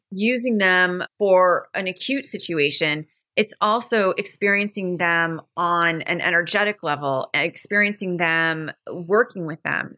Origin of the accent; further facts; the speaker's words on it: Maine, United States; I have the pleasure of growing up in Maine. The fortune I was so fortunate to grow up in Maine